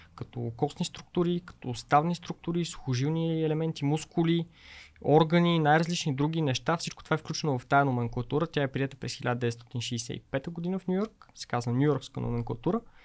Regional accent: Pazardzhik, Pazardzhik Province, Bulgaria; Също аз съм родом от Пазачик.

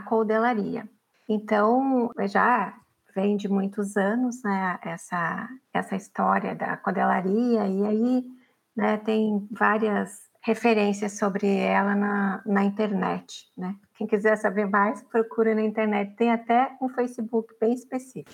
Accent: Araucária, Paraná, Brazil; moved away as an adult; also born or lived in Dourados / Curitiba; now in Florianópolis, Brazil; eu nasci, como você falou, no município de Araucária, especificamente no hospital de Araucária

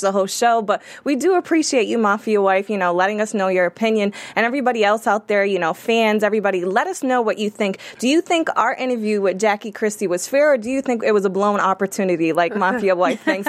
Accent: Boston, Massachusetts, United States; I'm from Boston.

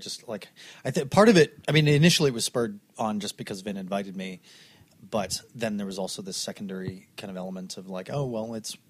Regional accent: Canada; also born or lived in Glasgow, Scotland; I'm Canadian born

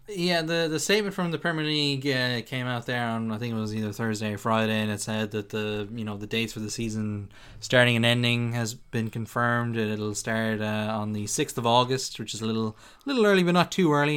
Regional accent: Ireland; we're Irish

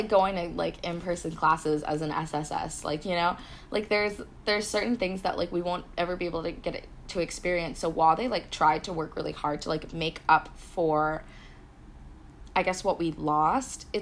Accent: Singapore; I was from Singapore

